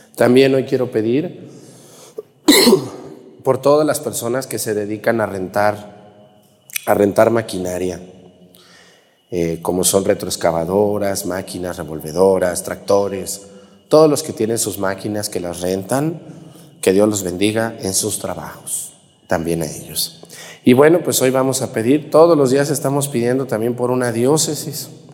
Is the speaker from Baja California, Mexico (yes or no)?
no; a town near Yahualica, Jalisco, Mexico; originario de un pueblito que se llama Huizquilco, allá en Yagualica, Jalisco, un pueblo muy pegadito a mi pueblo